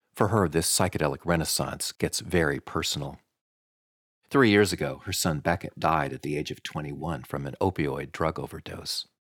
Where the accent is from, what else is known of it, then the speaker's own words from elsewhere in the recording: Madison, Wisconsin, United States; my hometown of Madison